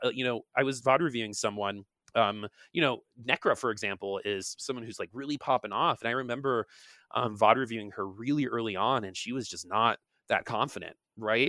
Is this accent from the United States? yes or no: yes; East Coast, United States; moved away; I'm from the East Coast originally